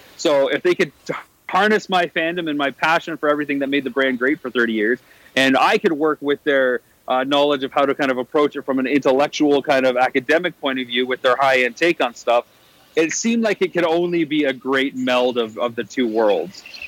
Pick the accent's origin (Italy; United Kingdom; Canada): Canada; my hometown in Canada